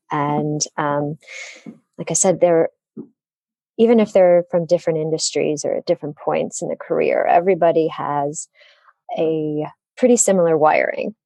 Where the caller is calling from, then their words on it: Detroit, Michigan, United States; I'm calling in from the Motor City, Detroit, Michigan.